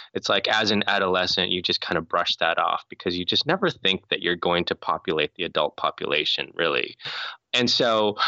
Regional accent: North Dakota, United States; I grew up in North Dakota

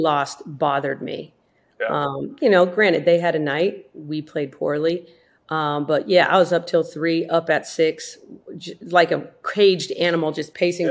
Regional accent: South Dakota, United States; I grew up in South Dakota

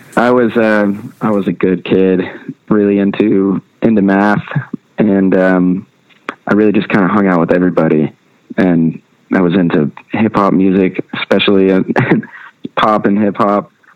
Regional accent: Nashville, Tennessee, United States; I was born and raised in Nashville, um, which is pretty rare nowadays.

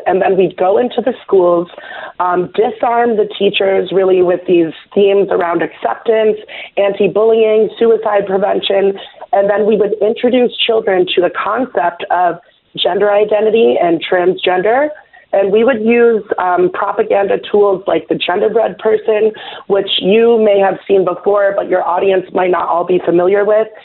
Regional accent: New York City, New York, United States; I was born in New York City

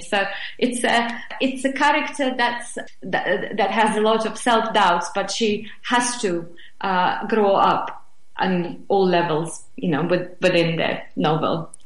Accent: Moscow, Russia; English is a second language; now in England; I was born and raised in Moscow

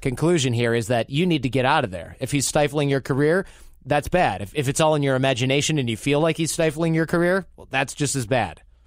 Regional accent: Detroit, Michigan, United States; I'm from Detroit

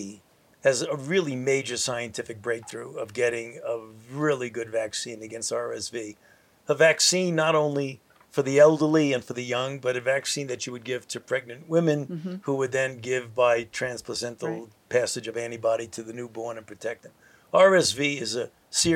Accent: United States; I'm an American

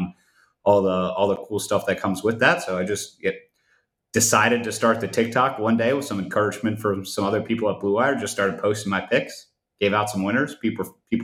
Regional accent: Cleveland, Ohio, United States; That's the Ohio flag behind me. I'm from Cleveland. So I grew up a Cavs fan

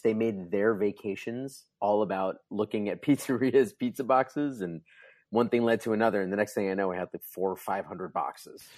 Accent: New Jersey, United States; I grew up in New Jersey

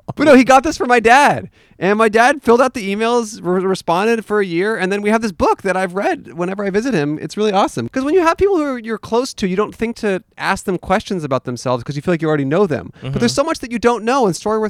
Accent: California, United States; now in Los Angeles, United States; I'm originally from California.

